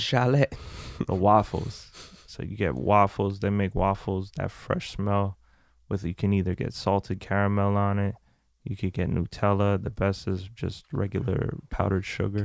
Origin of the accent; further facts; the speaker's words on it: France; moved away; I was born in France. I have family in France, so um, I went back to France.